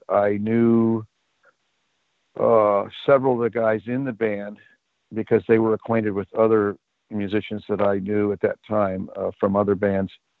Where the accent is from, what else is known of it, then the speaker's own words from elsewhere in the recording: the Bay Area, California, United States; Growing up in the Bay Area